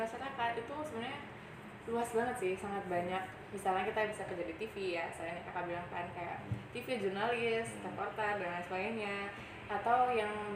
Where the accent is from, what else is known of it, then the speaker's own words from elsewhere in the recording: Makassar, South Sulawesi, Indonesia; moved away as an adult; also born or lived in Bogor; waktu itu sekolahnya di Makassar